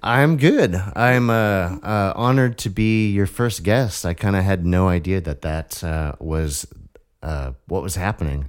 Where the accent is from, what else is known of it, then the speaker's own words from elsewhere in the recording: Vashon, Washington, United States; also born or lived in Seattle / Olympia; I was born and raised in this area. You know, I was born in Seattle. Uh, grew up on Vashon Island